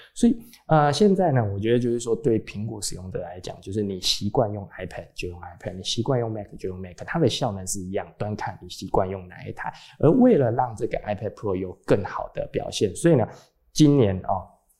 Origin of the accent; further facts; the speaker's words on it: Taiwan; 还有一些跟我们台湾人无关紧要的东西呢